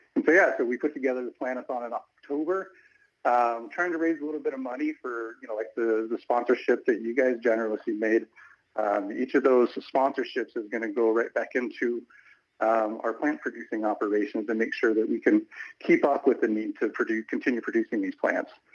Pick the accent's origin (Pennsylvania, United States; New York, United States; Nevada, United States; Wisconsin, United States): Nevada, United States; Hawthorne; growing up in Hawthorne. Hawthorne's not an agriculture town.